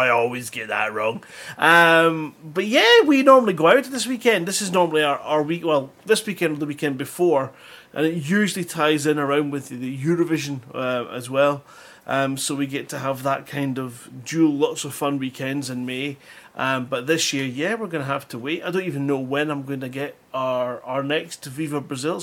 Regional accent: Scotland, United Kingdom; I'm Scottish

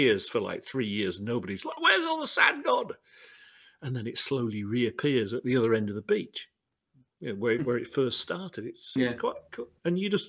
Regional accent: United Kingdom; being British

